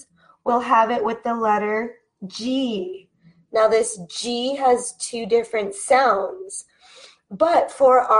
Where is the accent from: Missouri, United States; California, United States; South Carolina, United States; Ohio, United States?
California, United States; accent: California; with my accent being from California